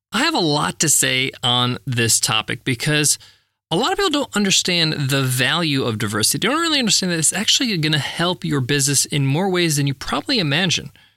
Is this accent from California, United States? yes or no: no; Long Island, New York, United States; Where I grew up in Long Island, New York